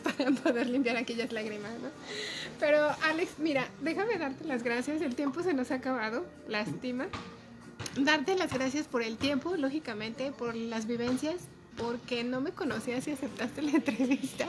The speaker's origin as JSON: {"language": "Spanish", "country": "Mexico", "said": "nuestra condición como mexicanos, estando en México"}